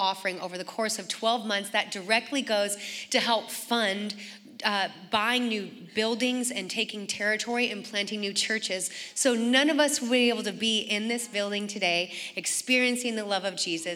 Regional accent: Oregon, United States; moved away as an adult; also born or lived in San Diego; I grew up in Oregon, and then I flew to San Diego in 1996

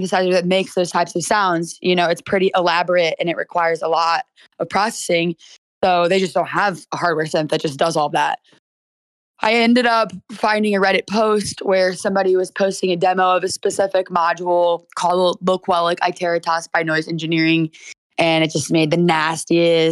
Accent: St. Louis, Missouri, United States; also born or lived in Miami, Florida; I'm from St. Louis, Missouri, born and raised

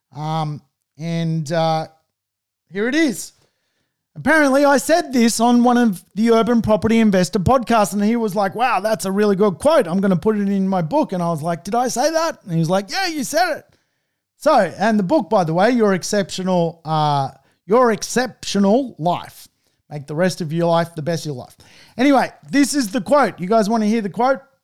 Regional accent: Sydney, New South Wales, Australia; I'm from Sydney

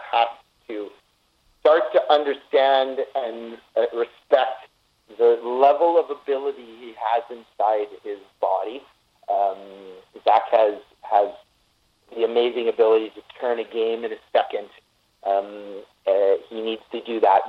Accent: Canada; us kind and peaceful and nice and compassionate Canadians

